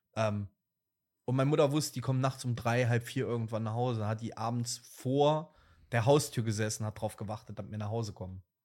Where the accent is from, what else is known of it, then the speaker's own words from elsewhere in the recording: Moselle wine region, Rhineland-Palatinate, Germany; bei uns in, dem, in der Stadt, Dorf, Land, wo ich groß geworden bin, ähm, liegt halt direkt an der Weinmosel